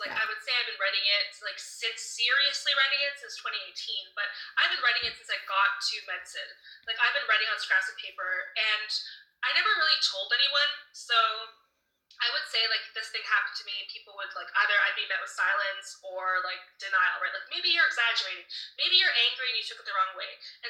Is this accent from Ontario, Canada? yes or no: yes; Toronto, Ontario, Canada; moved away as an adult; also born or lived in London, Ontario; I came from Toronto